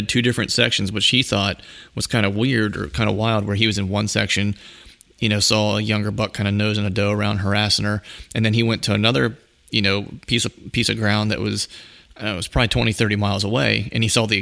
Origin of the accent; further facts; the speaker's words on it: Pennsylvania, United States; reporting from my home state, the Keystone State, Pennsylvania